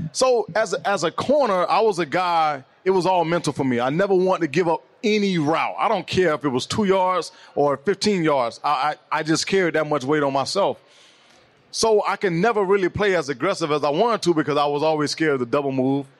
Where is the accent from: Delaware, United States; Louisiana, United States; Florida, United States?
Florida, United States; Miami; moved away as an adult; I'm born and raised in Miami.